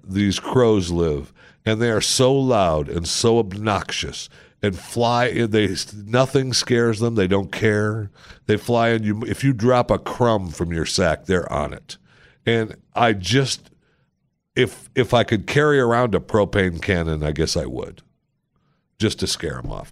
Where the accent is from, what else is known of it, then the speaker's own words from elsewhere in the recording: Saginaw, Michigan, United States; I was born in Saginaw, Michigan